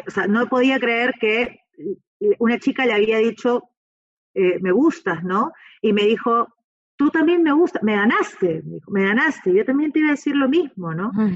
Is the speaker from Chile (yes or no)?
no; Peru; yo soy peruana